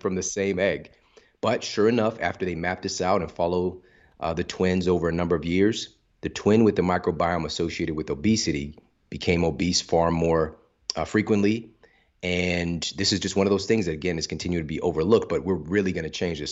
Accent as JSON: {"language": "English", "town": "St. Louis", "region": "Missouri", "country": "United States", "said": "I'm from Saint Louis"}